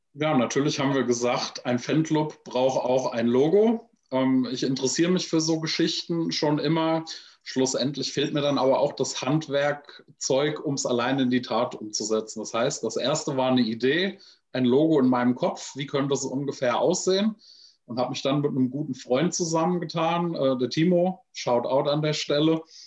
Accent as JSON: {"language": "German", "town": "Frankfurt", "region": "Hesse", "country": "Germany", "tie": "born or raised there", "said": "Ich bin in direkter Nachbarschaft zu einer Army-Kaserne groß geworden in Frankfurt"}